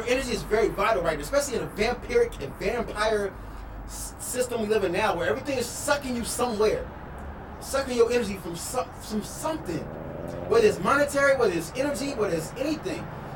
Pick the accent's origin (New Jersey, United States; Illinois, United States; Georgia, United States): Illinois, United States; Chicago; I'm from Chicago, you know what I'm saying? I'm from Illinois